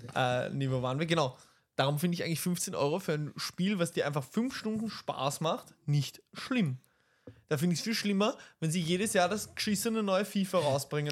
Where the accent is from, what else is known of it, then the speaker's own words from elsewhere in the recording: Vienna, Austria; wir aus Wien sind